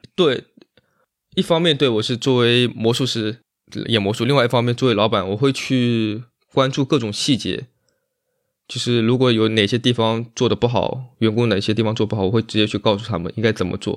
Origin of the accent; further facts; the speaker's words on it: Zhuji, Zhejiang, China; moved away; 浙江绍兴，浙江绍兴诸暨，然后下面有个村庄叫十二都村